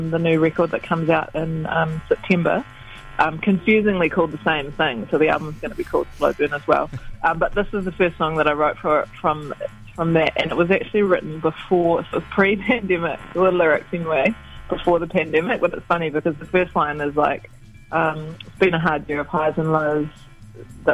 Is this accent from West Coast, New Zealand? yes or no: yes; West Coast, New Zealand; moved away; I come from the West Coast originally